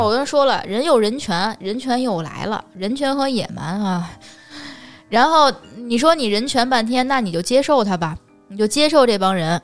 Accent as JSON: {"language": "Chinese", "region": "Beijing", "country": "China", "said": "我是北京人"}